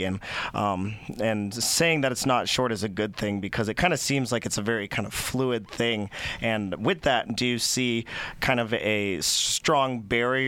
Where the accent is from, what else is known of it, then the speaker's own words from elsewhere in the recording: Durango, Colorado, United States; I'm actually from Durango, Colorado